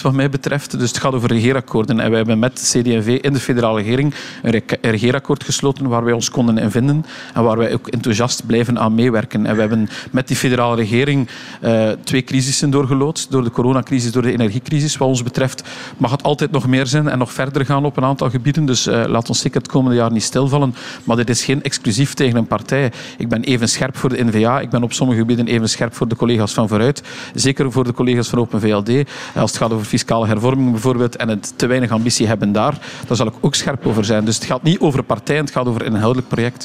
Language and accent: Dutch; West Flanders, Belgium; de grond waar ik opgegroeid ben, geboren eh, en nog altijd leef